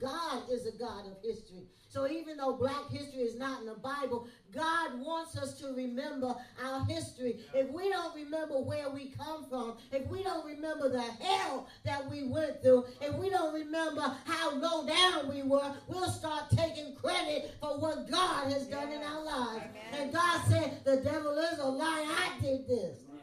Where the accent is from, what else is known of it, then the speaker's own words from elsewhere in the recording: New York City, New York, United States; moved away as an adult; now in Ohio, United States; I'm from Brooklyn, New York